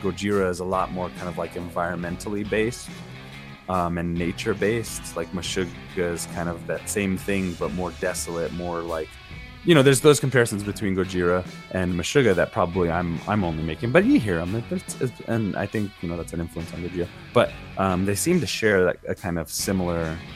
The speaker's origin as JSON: {"language": "English", "country": "United States", "said": "as an American"}